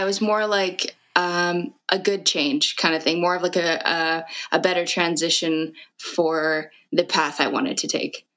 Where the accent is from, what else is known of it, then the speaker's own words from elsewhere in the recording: Fort McMurray, Alberta, Canada; moved away as an adult; now in Edmonton, Canada; I was born and raised in Fort Mac